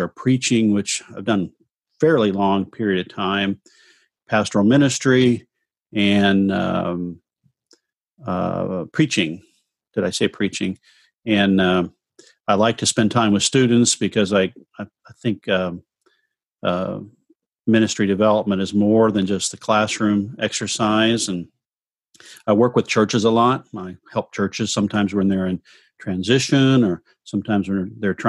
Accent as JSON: {"language": "English", "region": "Southern Illinois near St. Louis", "country": "United States", "moved": "as an adult", "lives_now": "Orlando, United States", "said": "I come from Southern Illinois near St. Louis"}